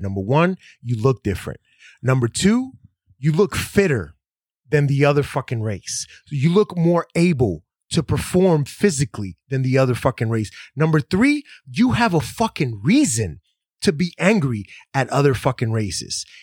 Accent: Dominican Republic; I'm from the Dominican Republic. I'm white.

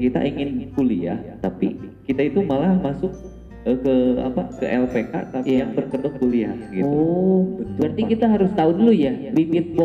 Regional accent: Pangandaran, West Java, Indonesia; Pangandaran pak.

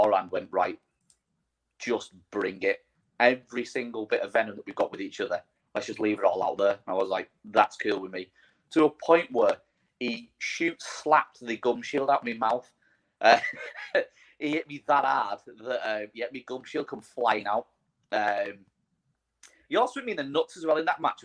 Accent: Widnes, North West England, United Kingdom; my hometown of Widnes

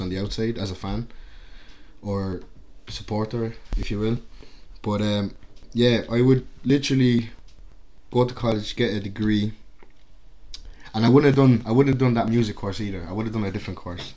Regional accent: Carlow, County Carlow, Ireland; also born or lived in Angola; I, I grew up in Carlow, obviously. That's just like small town Ireland

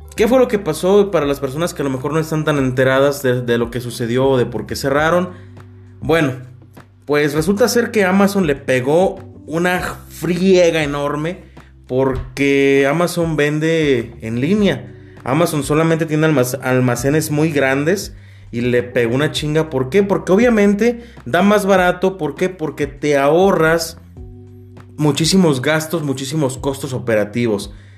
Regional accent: Mexico; nosotros como mexicanos

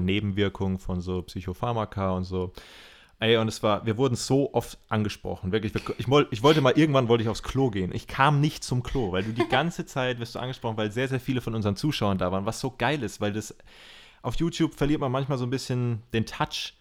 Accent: Germany; Als Deutscher

